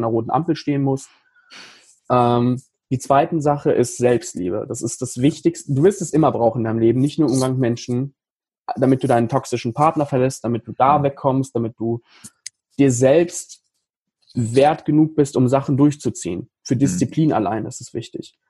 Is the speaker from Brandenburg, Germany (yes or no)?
no; Paderborn, North Rhine-Westphalia, Germany; hier in, in Paderborn, in meiner Heimatstadt